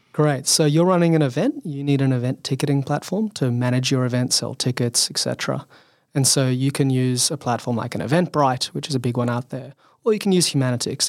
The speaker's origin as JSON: {"language": "English", "town": "Sydney", "region": "New South Wales", "country": "Australia", "tie": "born or raised there", "said": "so I grew up in Sydney, Australian."}